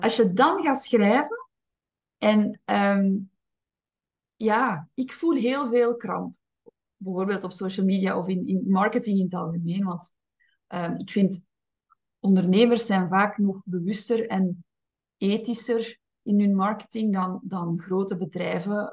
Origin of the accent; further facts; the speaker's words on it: Flanders, Belgium; zeker als Vlaming. Ik ben opgevoed als een, als een braaf Vlaams meisje